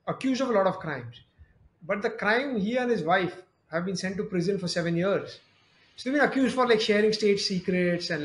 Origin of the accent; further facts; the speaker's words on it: India; being Indian citizen, having full family and rest of my family all in India